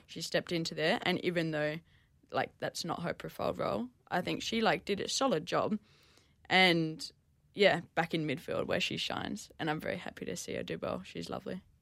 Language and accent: English; Perth, Western Australia, Australia; moved away; I grew up in Perth